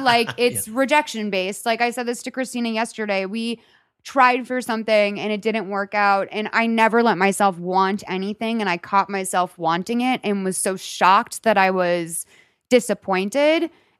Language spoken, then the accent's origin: English; Lexington, Massachusetts, United States; Lexington, Massachusetts.